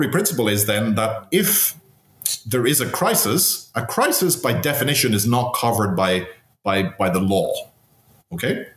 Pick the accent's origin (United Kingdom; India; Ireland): Ireland; Cavan, Ulster; in my hometown, in Cavan